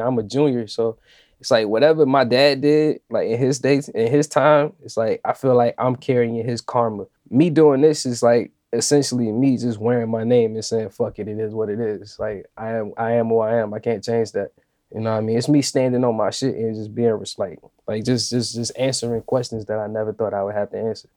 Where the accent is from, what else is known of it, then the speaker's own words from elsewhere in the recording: Richmond, Virginia, United States; my hometown, like this is the last album that I recorded at the crib, basically. It embodies Richmond